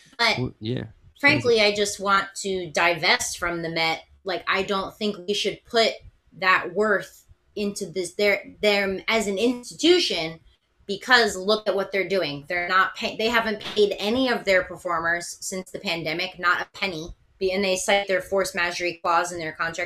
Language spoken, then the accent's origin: English; Philadelphia, Pennsylvania, United States; moved away; I'm from Philadelphia originally